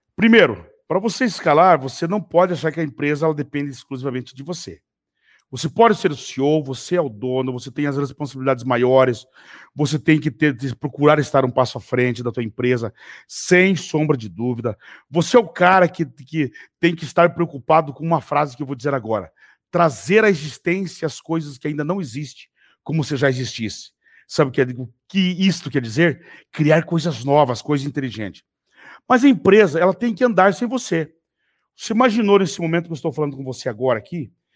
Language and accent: Portuguese; Telêmaco Borba, Paraná, Brazil; quando eu era menino, eu morava em Telemaco Borba, morava com a minha tia, morava de favor na casa dela, inclusive, logo que eu fui embora da fazenda.